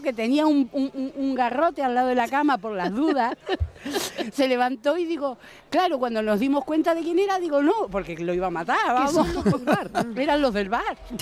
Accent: Buenos Aires, Argentina; also born or lived in Marbella; now in Spain; yo me crié en Buenos Aires, en plena calle Corrientes

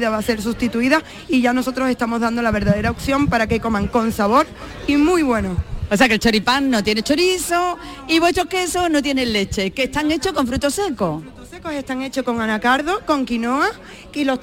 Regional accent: Venezuela; Como saben ya todos, pues yo soy venezolana y soy vegana.

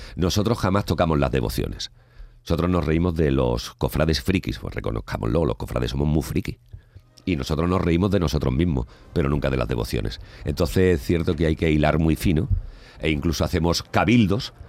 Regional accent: Salteras, Andalusia, Spain; also born or lived in Madrid; grabo en Salteras, en mi pueblo

